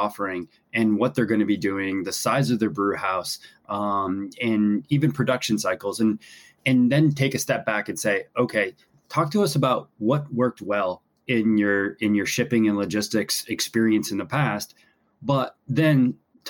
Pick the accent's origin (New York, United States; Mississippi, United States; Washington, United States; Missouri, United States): New York, United States; Buffalo; I grew up in Buffalo, New York